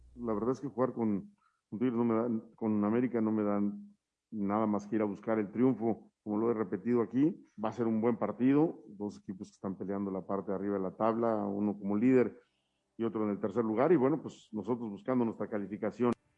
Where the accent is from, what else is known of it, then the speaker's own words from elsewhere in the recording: Mexico; somos los mexicanos